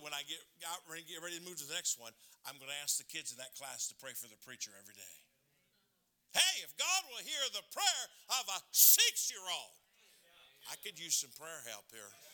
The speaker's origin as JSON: {"language": "English", "region": "Michigan", "country": "United States", "tie": "born or raised there", "said": "I grew up in Michigan"}